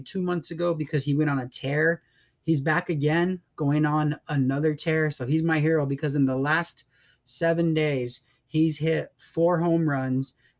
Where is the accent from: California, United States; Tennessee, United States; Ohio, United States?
California, United States; Coachella Valley; I grew up in the Coachella Valley